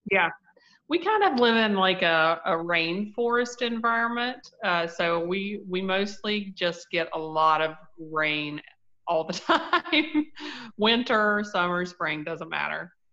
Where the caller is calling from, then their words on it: Winfield, West Virginia, United States; It's West Virginia, Winfield, West Virginia.